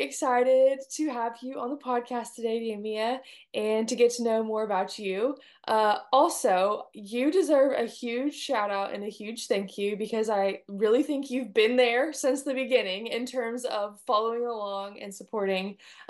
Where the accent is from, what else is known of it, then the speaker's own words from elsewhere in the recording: California, United States; now in Texas, United States; I grew up in California.